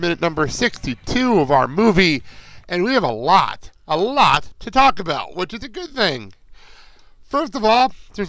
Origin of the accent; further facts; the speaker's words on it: Garfield, New Jersey, United States; It is now located in Garfield, New Jersey, which is my hometown